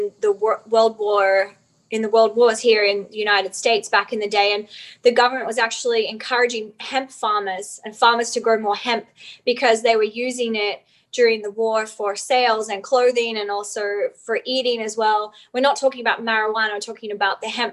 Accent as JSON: {"language": "English", "region": "Outback", "country": "Australia", "tie": "born or raised there", "said": "I grew up in Outback Australia, actually."}